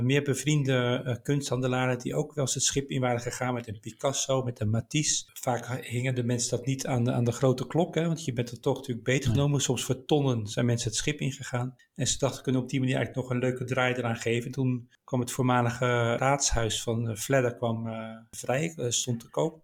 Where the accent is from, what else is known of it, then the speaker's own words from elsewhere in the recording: Delft, South Holland, Netherlands; Ik kom uit Delft oorspronkelijk